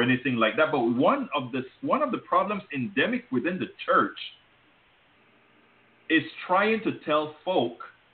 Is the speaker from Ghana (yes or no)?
no; Panama; now in United States; I'm from Panama